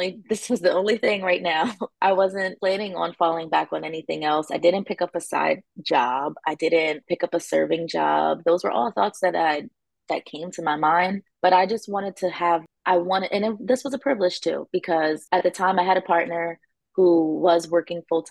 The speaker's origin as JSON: {"language": "English", "town": "Wilmington", "country": "United States", "said": "I am from Wilmington"}